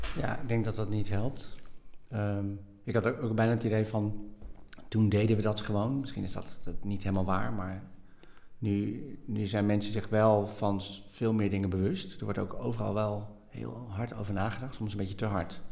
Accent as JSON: {"language": "Dutch", "town": "Nijmegen", "region": "Gelderland", "country": "Netherlands", "tie": "born or raised there", "also_born_or_lived": "Bogotá, Colombia", "said": "En ik ben opgegroeid in Nijmegen. En ik ben geboren in Bogota, in Colombia. Dus ik ben geadopteerd."}